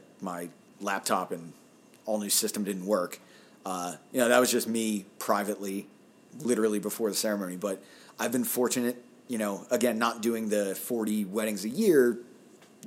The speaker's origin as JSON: {"language": "English", "town": "Pittsburgh", "region": "Pennsylvania", "country": "United States", "accent": "Pittsburgh", "said": "That's my Pittsburgh accent"}